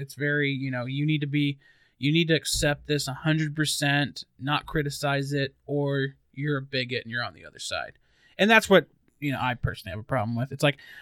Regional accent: Albuquerque, New Mexico, United States; the GameStop in my hometown of Albuquerque, New Mexico

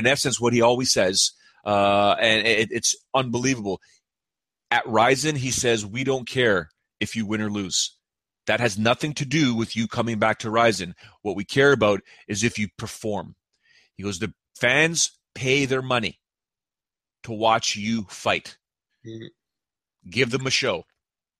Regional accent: Canada; I'm just a Canadian dude. I'm just a Canadian guy living north of Toronto

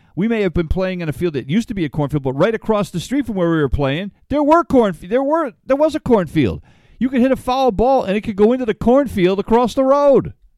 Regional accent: Ledyard, Connecticut, United States; It's a little cow town. That's where I grew up.

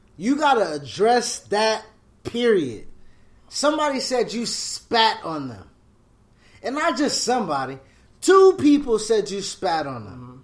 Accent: Buffalo, New York, United States; I'm from Buffalo

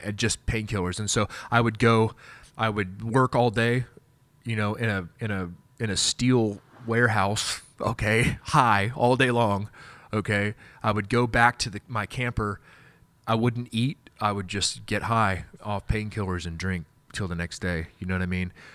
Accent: Wichita, Kansas, United States; I'm from Wichita, Kansas

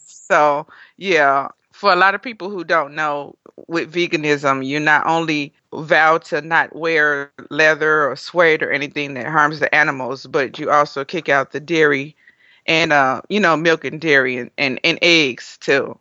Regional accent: Gary, Indiana, United States; now in Nashville, United States; I'm originally from Gary, Indiana

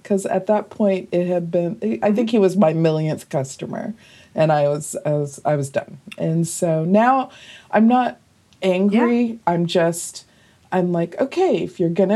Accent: North Carolina, United States; moved away; also born or lived in New York; North Carolina

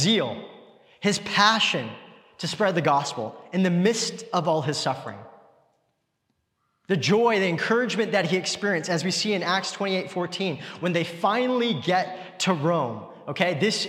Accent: Richmond, British Columbia, Canada; growing up in Richmond

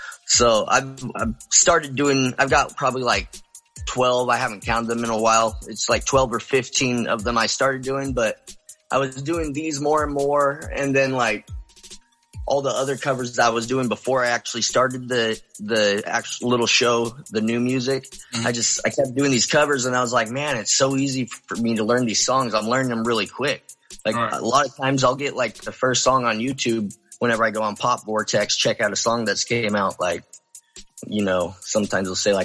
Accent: Sonora, California, United States; also born or lived in Marysville, California; I was born in Sonora, grew up more in like by Yosemite area, more mm-hmm. in the mountains.

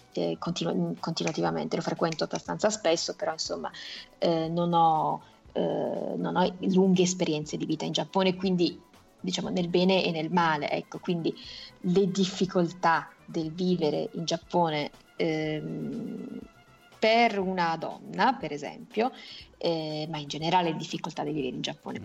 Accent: Italy; sono figlia di padre giapponese e madre italiana, sono però nata e cresciuta in Italia

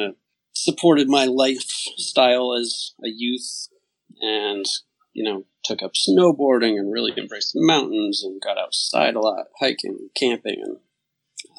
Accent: Connecticut, United States; moved away as an adult; also born or lived in Santa Fe, New Mexico; I grew up in Connecticut, where I am again now

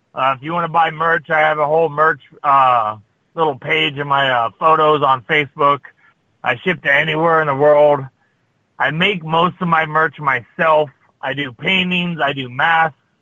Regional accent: Las Vegas, Nevada, United States; Vegas, my hometown

